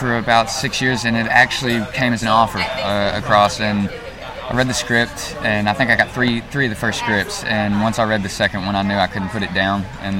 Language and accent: English; Gravelly, Arkansas, United States; accent: Arkansas; I'm from a small town called Gravely.